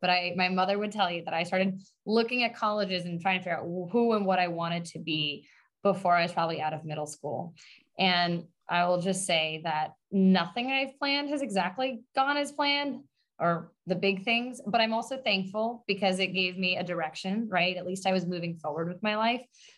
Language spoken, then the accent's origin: English; Long Island, New York, United States; I'm born and raised on Long Island in New York